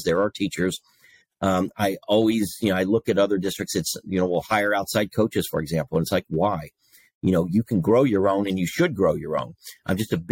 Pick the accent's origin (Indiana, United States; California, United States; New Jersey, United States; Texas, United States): Indiana, United States; Princeton; moved away as an adult; also born or lived in Greencastle, Indiana; got recruited back to my hometown of Princeton, Indiana